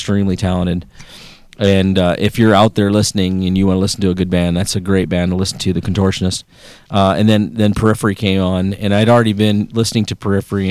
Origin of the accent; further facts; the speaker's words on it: Oregon, United States; born or raised there; moved away